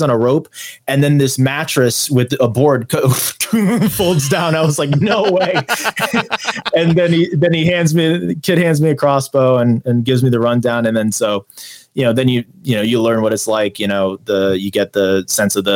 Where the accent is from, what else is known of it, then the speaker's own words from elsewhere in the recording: United States; I'm an author from America